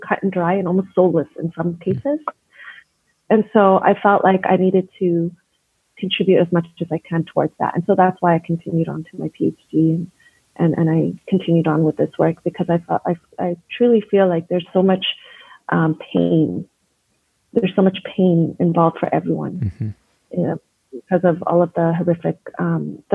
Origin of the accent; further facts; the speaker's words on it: Edmonton, Alberta, Canada; I was born and raised here in Edmonton. And obviously, as a Palestinian